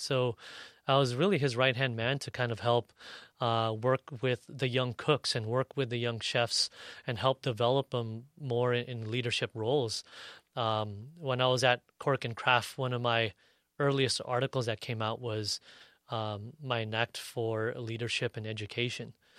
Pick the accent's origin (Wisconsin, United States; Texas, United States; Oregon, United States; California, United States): California, United States; National City; me growing up in Nashville City